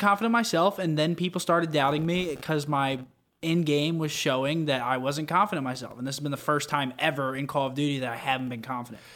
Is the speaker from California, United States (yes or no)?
no; Pennsylvania, United States; I'm from Pennsylvania